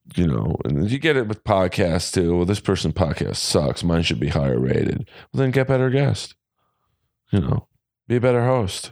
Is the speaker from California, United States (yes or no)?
yes; Los Angeles, California, United States; this is Hollywood, it's House of Blues, it's my hometown